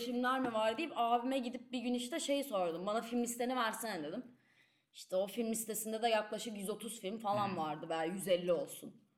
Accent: Istanbul, Turkey; moved away as an adult; now in Leiden, Netherlands; İstanbul'da büyüdüm ve bu benim bir parçam olarak kalacak.

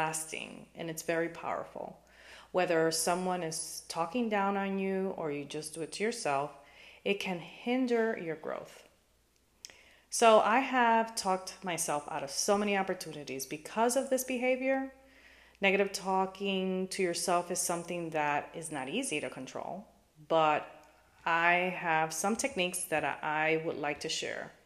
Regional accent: New York City, New York, United States; now in Florida, United States; I grew up in New York City and currently live in sunny Florida

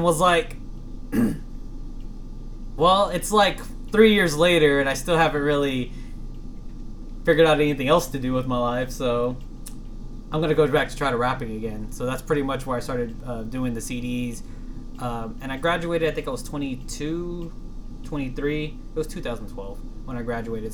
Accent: Texas, United States; I'm 100% Texan.

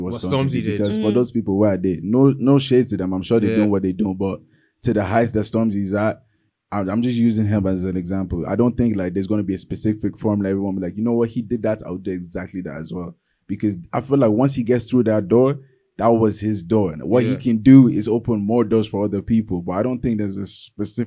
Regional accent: Nigeria; also born or lived in Cork, Ireland; now in Dublin, Ireland; I'm from Nigeria

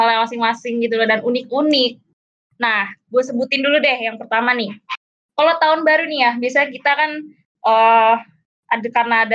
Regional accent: Sumatra, Indonesia; kalau iya, kita orang Sumatera

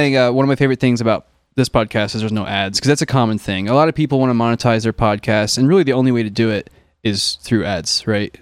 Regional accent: Illinois, United States; now in California, United States; growing up in Illinois, where it does get deep freezing cold

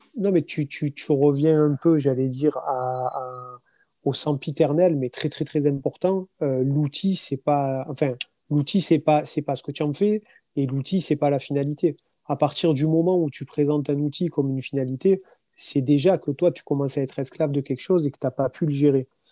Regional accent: France; je suis un Français

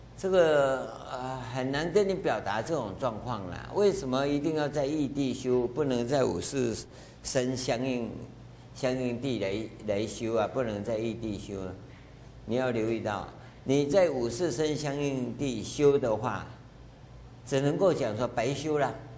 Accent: Taiwan; 我跟各位一样，我们都在台湾这个社会长大

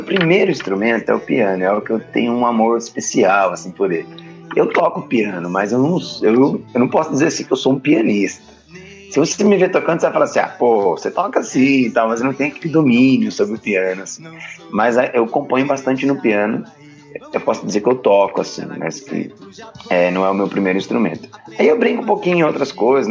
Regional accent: Taubaté, São Paulo, Brazil; eu sou do interior de São Paulo, Taubaté

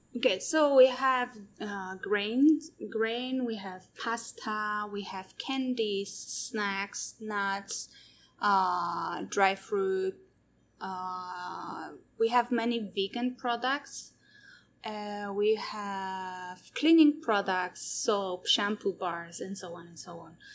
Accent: Poland; moved away as an adult; also born or lived in Taiwan; now in Taichung, Taiwan; I'm from Poland.

